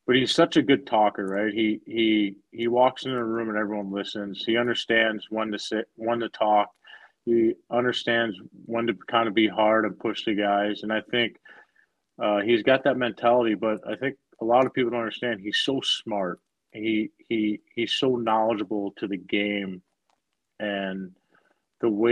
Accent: Oakville, Missouri, United States; playing in my hometown. Like, I finished high school at my high school I was at.

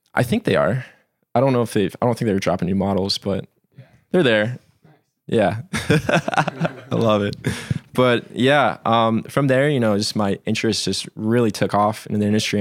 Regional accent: Alaska, United States; moved away as an adult; now in Colorado, United States; I was born and raised in Alaska, and then, uh, kinda made the leap out here in twenty sixteen.

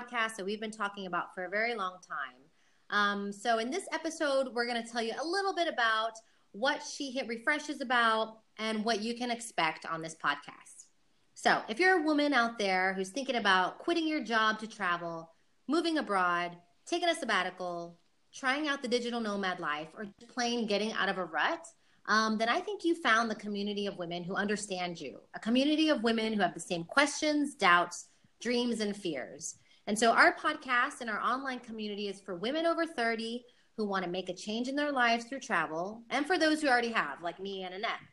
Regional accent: Houston, Texas, United States; moved away as an adult; also born or lived in Austin, Texas; now in Madrid, Spain; I'm from Houston, Texas

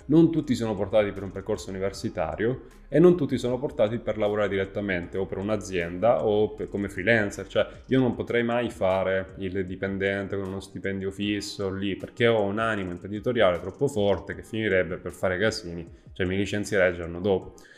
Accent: province of Trapani, Sicily, Italy; Sono nato in provincia di Trapani, in questo piccolo paesino

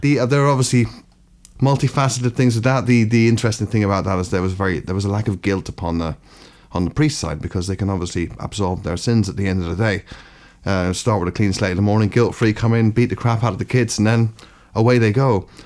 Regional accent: Ireland; also born or lived in London; now in Brighton, United Kingdom; growing up in Ireland

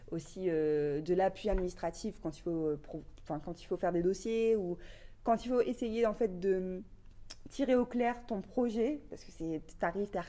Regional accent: Valenciennes, Hauts-de-France, France; also born or lived in Lille; moi, je viens euh, de Valenciennes

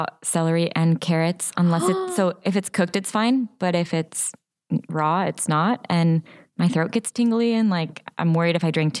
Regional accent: Finland; born there; And I looked it up. And as I said, I was born in Finland.

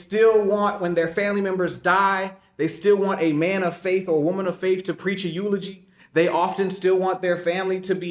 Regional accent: Eastern North Carolina, United States; moved away as an adult; now in Jacksonville, United States; I'm from Eastern North Carolina

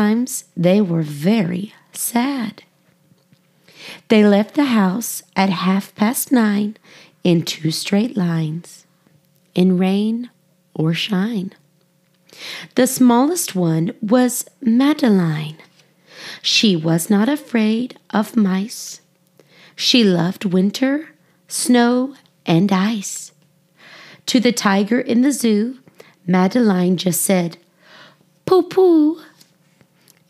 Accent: United States; I'm American, and we struggle with saying foreign things sometimes.

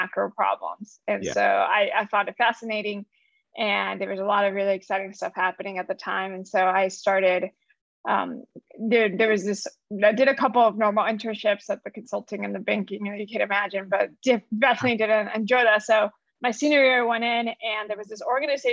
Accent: Orlando, Florida, United States; also born or lived in Colombia / Berkeley, California; now in San Francisco, United States; I came to the U.S. when I was 7 years old, moved to Orlando, Florida, is where I really grew up all the way to high school

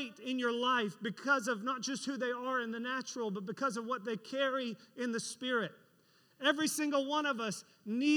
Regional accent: Florida, United States; we're from Florida

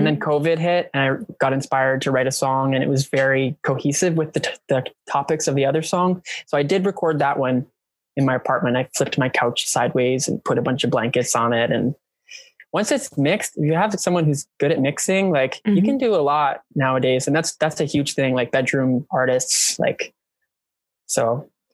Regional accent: Canada; I'm Canadian

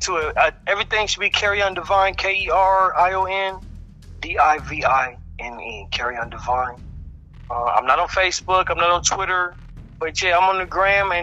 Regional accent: Los Angeles, California, United States; also born or lived in Texas; I was born in Texas, but I've been in Los Angeles on and off my whole life

